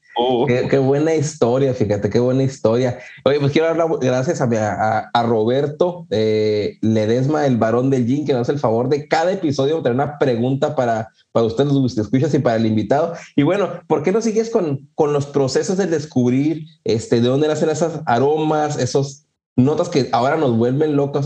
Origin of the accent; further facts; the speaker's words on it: northern Mexico, Mexico; soy del norte y del norte desértico